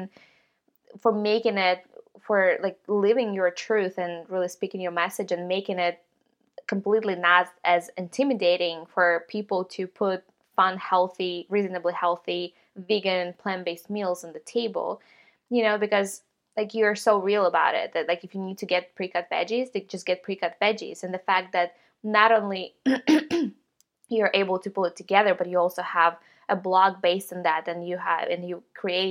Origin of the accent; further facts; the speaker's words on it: Ukraine; moved away; I grew up in Ukraine, and we had this like little tiny kitchen